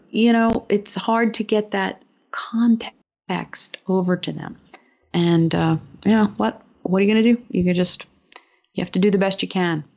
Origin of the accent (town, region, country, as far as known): United States